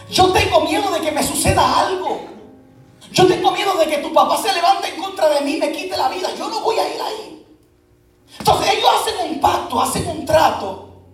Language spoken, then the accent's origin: Spanish; Puerto Rico; moved away; yo soy puertorriqueño